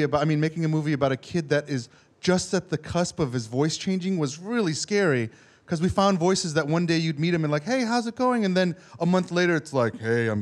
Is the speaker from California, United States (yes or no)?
no; New York City, New York, United States; I grew up in New York City